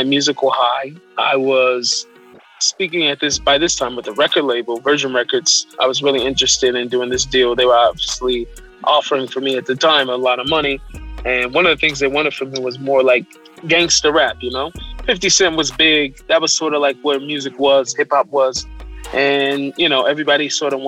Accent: Seattle, Washington, United States; I was born in Seattle

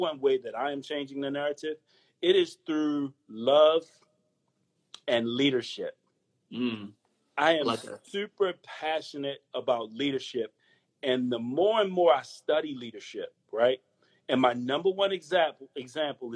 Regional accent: Baltimore, Maryland, United States; From the hood. I'm from East Baltimore

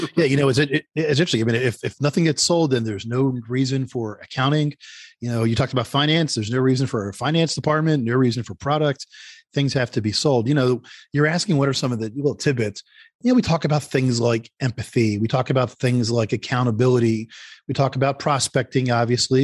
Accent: Philadelphia, Pennsylvania, United States; now in Northern Virginia, United States; I'm from Philadelphia originally.

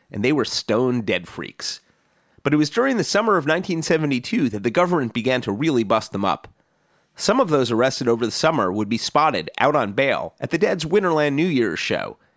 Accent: Midwest, United States; Growing up in the Midwest

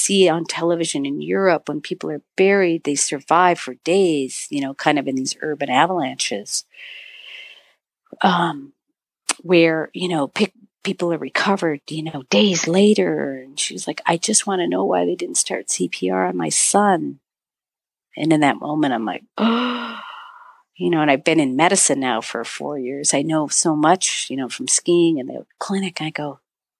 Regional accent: Marquette, Michigan, United States; moved away as an adult; also born or lived in Crested Butte, Colorado / Montana; I'm back in my hometown as a keynote speaker 2 weeks ago, 3 weeks ago. And I'm on the stage speaking for a film festival, and I'm talking about my journey of, you know, how a young woman in this little town of Marquette, Michigan

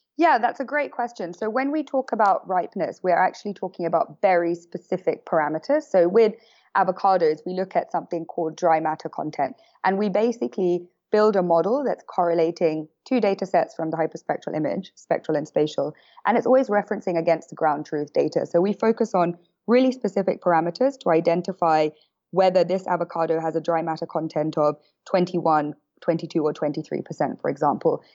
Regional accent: London, United Kingdom; moved away as an adult; now in San Francisco, United States; I am from London.

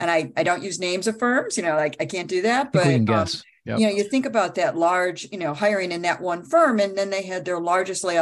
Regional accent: Midwest, United States; I'm Midwesterner through and through

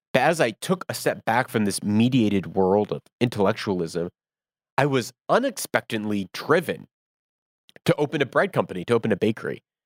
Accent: United States; moved away; I do not live in America. I am American.

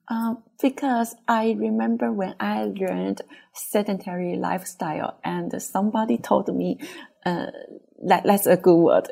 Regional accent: Taiwan; English is a second language; also born or lived in Taipei; I'm from Taiwan.

